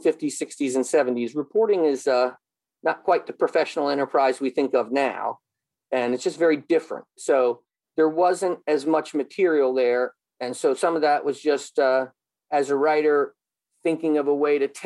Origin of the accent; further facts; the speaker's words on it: United States; I'm obviously from America.